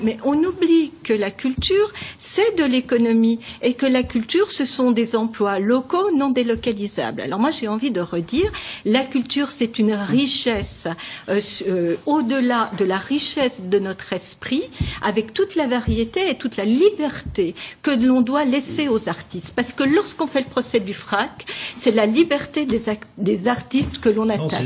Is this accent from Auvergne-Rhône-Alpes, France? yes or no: no; Saône-et-Loire, Bourgogne-Franche-Comté, France; now in Franche-Comté, France; je suis née euh, en Saône-et-Loire et je vis aujourd'hui euh, en Franche-Comté